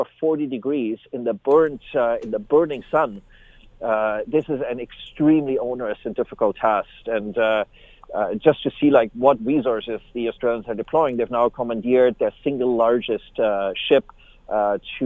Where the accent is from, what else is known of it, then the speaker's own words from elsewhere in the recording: Canada; as Canadians